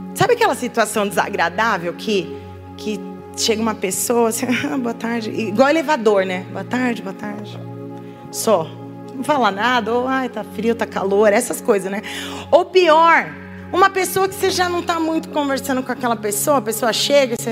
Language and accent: Portuguese; São Paulo, Brazil; now in Indaiatuba, Brazil; Nós somos de São Paulo e nós somos missionários em Indaiatuba.